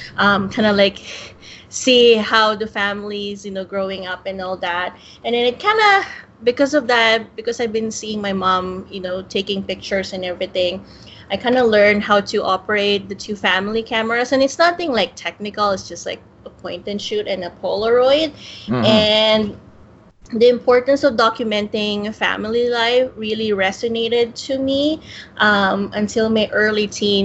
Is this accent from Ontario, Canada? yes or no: yes; Toronto, Ontario, Canada; I am from Toronto in Ontario, Canada.